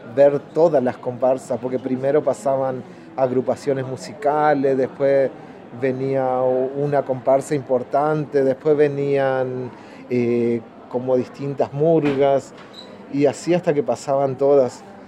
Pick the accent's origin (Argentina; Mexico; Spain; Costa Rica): Argentina; a town in Corrientes; comparsas chiquitas de ahí de mi pueblo